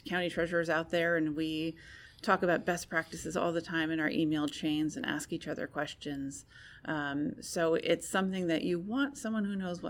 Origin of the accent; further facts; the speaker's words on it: United States; I am a woman. I'm an American.